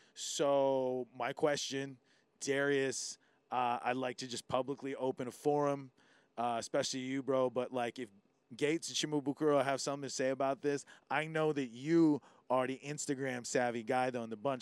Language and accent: English; Hawaii, United States; being Hoppa, you really understand what it is to be tested as being Hawaiian sometimes